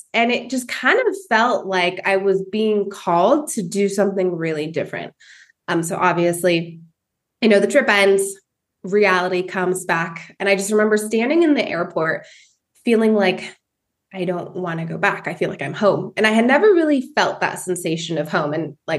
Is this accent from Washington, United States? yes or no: yes; Washington, United States; moved away as an adult; also born or lived in Sumner, Washington / San Francisco / Orange County / Mexico; now in Malinalco, Mexico; I actually grew up in Washington State. I joke that I progressively made my way down the border because I moved from Washington State to San Francisco. Then I lived in Orange County, and then I made my way to Mexico.